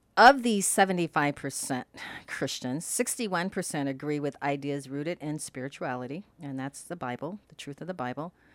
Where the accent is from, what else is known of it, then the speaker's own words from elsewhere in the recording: Indiana, United States; growing up in Indiana